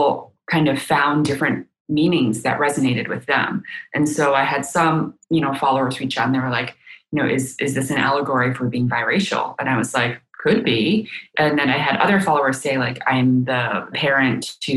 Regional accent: United States; first language Chinese; English is a second language; I'm living in America, I'm very proud to be an American, but, you know, I speak Chinese purely

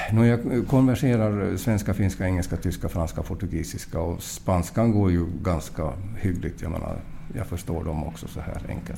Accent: Mariehamn, Åland Islands; jag är från Mariehamn

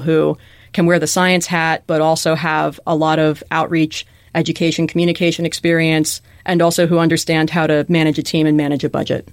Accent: Chicago, Illinois, United States; moved away; growing up in Chicago, which has great museums and zoos and aquaria and such

